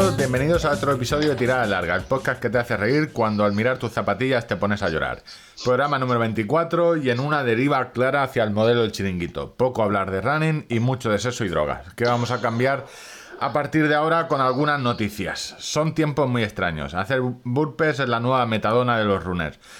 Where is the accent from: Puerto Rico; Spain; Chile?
Spain; somos españoles